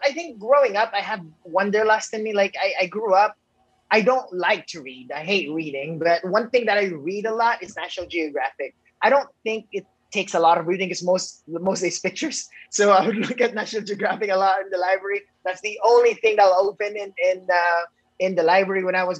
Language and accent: English; Negros Island Region, Philippines; also born or lived in Indonesia / Los Angeles; in the Philippines where I was born in Negros